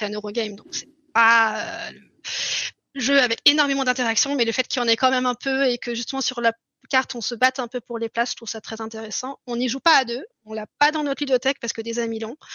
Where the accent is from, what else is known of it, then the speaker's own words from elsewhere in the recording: Germany; on est allemand, on se maintient aux règles.